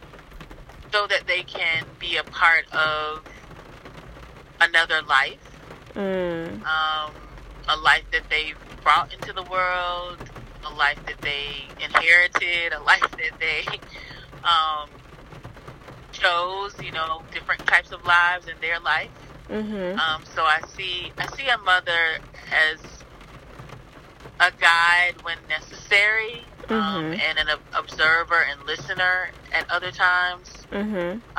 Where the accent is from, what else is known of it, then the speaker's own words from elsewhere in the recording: Tallahassee, Florida, United States; also born or lived in New York; now in Philadelphia, United States; I grew up in Tallahassee, Florida. I now live in Philadelphia, Pennsylvania.